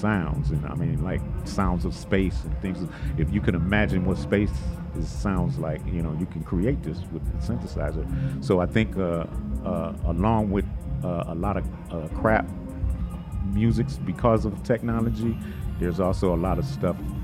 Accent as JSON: {"language": "English", "town": "Detroit", "region": "Michigan", "country": "United States", "said": "we're both from Detroit, and it was like something about the air or the water or something in Detroit that had young guys, young musicians like myself, kind of on that path"}